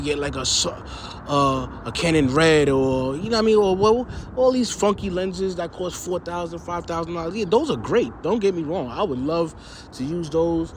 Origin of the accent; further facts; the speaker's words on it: New York City, New York, United States; I'm from New York City, man